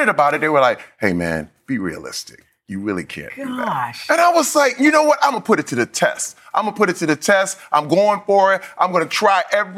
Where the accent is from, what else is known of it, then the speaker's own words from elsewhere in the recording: Flint, Michigan, United States; moved away; I'm from Flint, Michigan